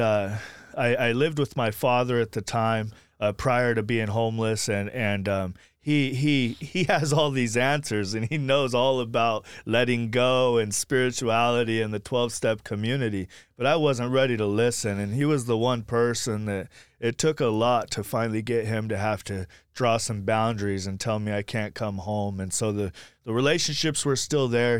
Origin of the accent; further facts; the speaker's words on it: Sacramento, California, United States; also born or lived in Blackfoot, Idaho / Woodland, California; now in Anderson, Indiana, United States; I grew up in Sacramento, California, and most of my recovery was in Sacramento, California